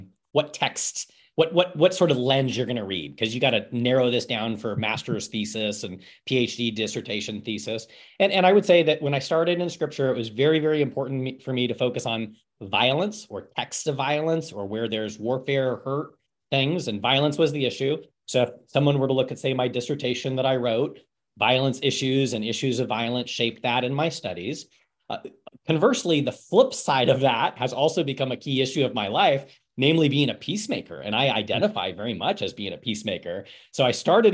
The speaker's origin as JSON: {"language": "English", "town": "Eugene", "region": "Oregon", "country": "United States", "tie": "born or raised there", "said": "I was born and raised in the Church of the Nazarene, Eugene, Oregon. Grew up at that church my entire elementary, early youth and youth experience"}